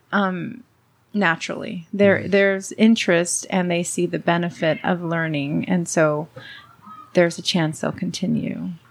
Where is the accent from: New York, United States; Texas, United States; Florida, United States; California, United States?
California, United States; Los Angeles; first language Spanish; English is a second language; I grew up in Southern California. I was born in LA.